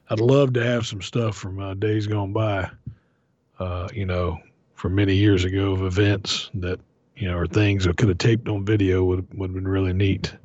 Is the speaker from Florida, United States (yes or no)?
yes; Florida, United States; growing up in Florida